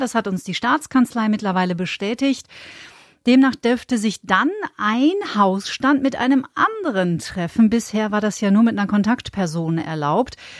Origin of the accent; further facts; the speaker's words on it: Bavaria, Germany; bei uns in Bayern